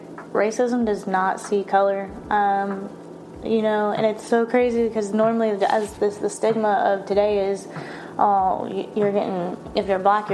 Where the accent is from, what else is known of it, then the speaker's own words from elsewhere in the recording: Florida, United States; moved away; I'm originally from Florida